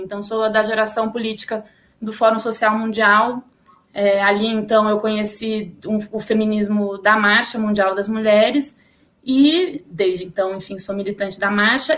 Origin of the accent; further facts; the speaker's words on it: São Paulo, Brazil; sou aqui de São Paulo, né? Sou nascida, criada, enfim, paulistana